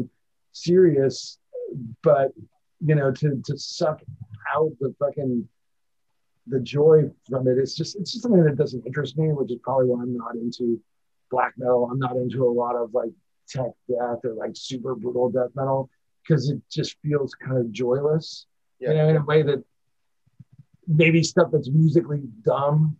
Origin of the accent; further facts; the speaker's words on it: San Francisco, Oakland Bay area, California, United States; growing up in the San Francisco, Oakland Bay area